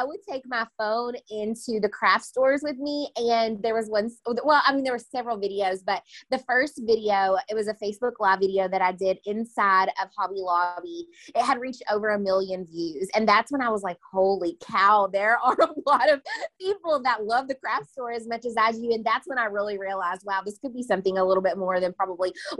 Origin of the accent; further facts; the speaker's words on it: Owensboro, Kentucky, United States; moved away as an adult; also born or lived in Bowling Green, Kentucky; now in Nashville, United States; I'm originally from Owensboro, Kentucky, and then I moved to Bowling Green, Kentucky to attend